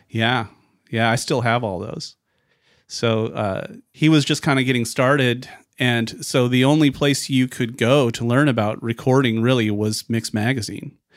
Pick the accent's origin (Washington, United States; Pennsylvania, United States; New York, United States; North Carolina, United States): Washington, United States; Vancouver; also born or lived in Portland, Oregon; I was born in Vancouver, Washington, which is right across the river from Portland, Oregon